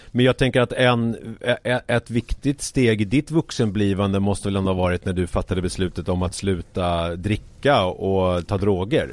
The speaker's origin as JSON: {"language": "Swedish", "town": "Haninge", "region": "Stockholm County", "country": "Sweden", "tie": "born or raised there", "said": "villan som jag växte upp i, i Haninge"}